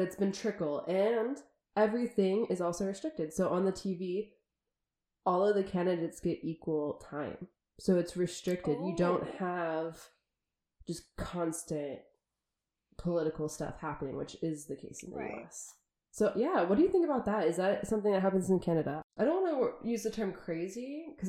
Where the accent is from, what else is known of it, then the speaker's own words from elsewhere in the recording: United States; as an American coming from a country where we spend billions of dollars on elections.